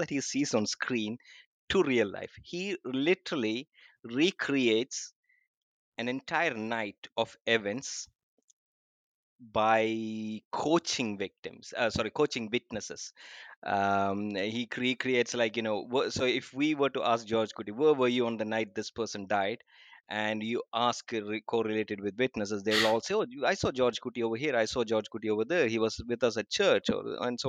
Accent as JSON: {"language": "English", "region": "Kerala", "country": "India", "moved": "yes", "lives_now": "Abu Dhabi, United Arab Emirates", "said": "I hail from Kerala in India. We speak Malayalam there."}